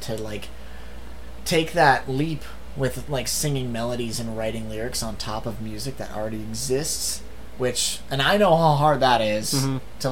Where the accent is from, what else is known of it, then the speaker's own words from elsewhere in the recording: Billings, Montana, United States; we were from Billings, Montana